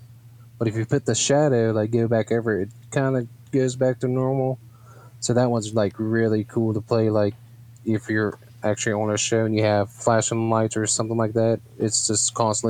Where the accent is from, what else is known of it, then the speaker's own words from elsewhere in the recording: West Virginia, United States; from here in my home state in Morgantown.